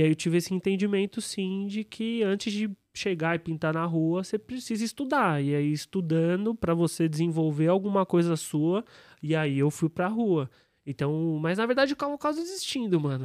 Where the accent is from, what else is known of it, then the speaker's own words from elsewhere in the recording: São Paulo, Brazil; Eu nasci na Aclimação